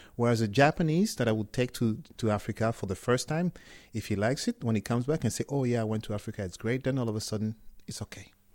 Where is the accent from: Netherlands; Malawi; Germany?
Germany; also born or lived in Cameroon / France; now in United Kingdom; I'm from Cameroon, but I grew up in in Germany. Uh, I studied in France and I live in, in the in, in the UK